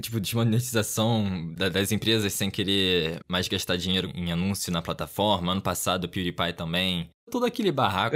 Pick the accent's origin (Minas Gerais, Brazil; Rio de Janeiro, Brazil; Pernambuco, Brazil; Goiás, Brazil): Rio de Janeiro, Brazil; accent: chiado; Isso do Rio. Provavelmente dá pra ouvir por causa do sotaque